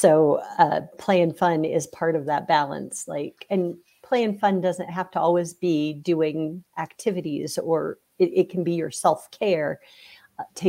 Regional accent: Iowa, United States; moved away; I'm from Iowa, maybe back to Iowa at some point

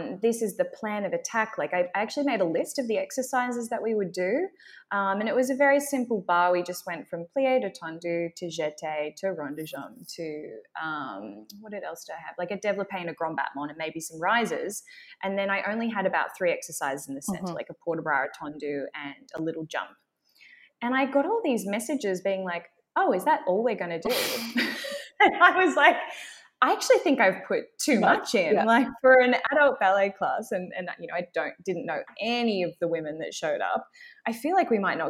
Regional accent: Australia; accent: Australian; my Australian accent

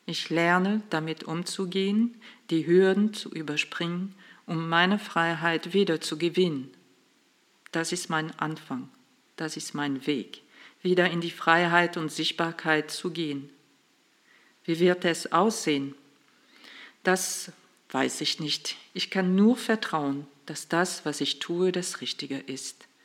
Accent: France; now in Germany; ich bin gebürtig aus Frankreich, lebe aber ziemlich lange, seit 89, also 34 Jahre in Deutschland.

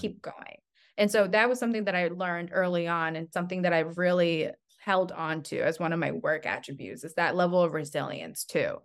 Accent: Albuquerque, New Mexico, United States; also born or lived in Henan, China; I grew up in Albuquerque, New Mexico. I consider myself a New Mexican

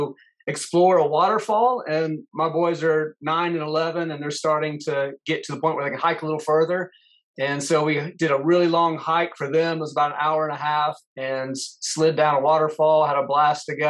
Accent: Florida, United States; I was born and grew up in Florida

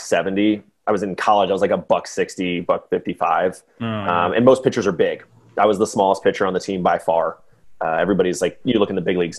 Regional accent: Atlanta, Georgia, United States; now in Bay Area, United States; I guess originally I'm from Atlanta, Georgia.

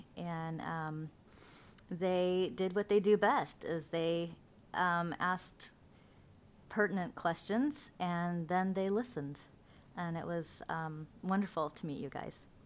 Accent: Central Oregon Desert, United States; I was raised on the Central Oregon Desert

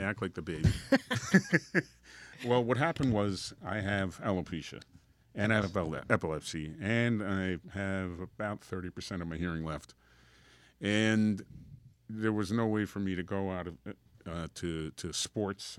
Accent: Union Township, New Jersey, United States; accent: Guido; I grew up in Union Township, which is up north. That's where I got my Guido accent from

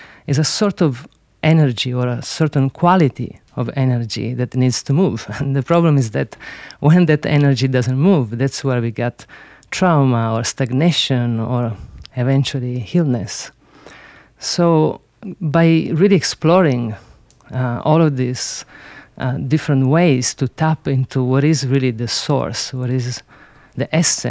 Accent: Sicily, Italy; English is a second language; I grew up in Sicily

